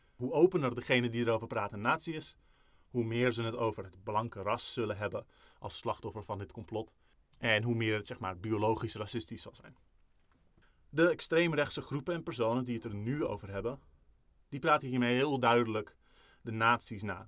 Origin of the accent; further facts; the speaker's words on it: Netherlands; wij zijn Nederlanders. Misschien is niet, voelt niet iedereen zich Nederlander die luistert, maar, eh, ik bijvoorbeeld wel.